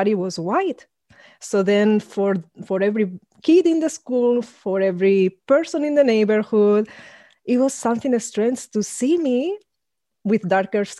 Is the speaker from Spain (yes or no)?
yes; Spain; I grew up in Spain, being the only Black person around that I met until I was 13, about to turn 14